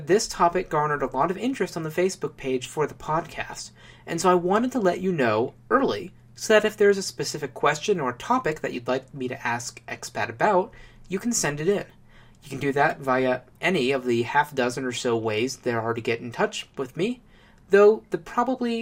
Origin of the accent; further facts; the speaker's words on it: Ohio, United States; I was raised in Ohio